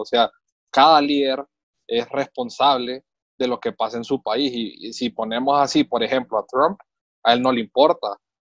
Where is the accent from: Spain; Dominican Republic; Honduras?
Honduras; uno como hondureño